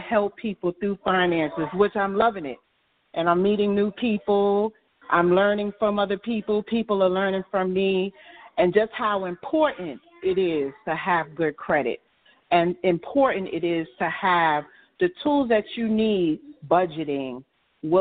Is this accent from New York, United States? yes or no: yes; New York City, New York, United States; I was born and raised in Brooklyn, New York.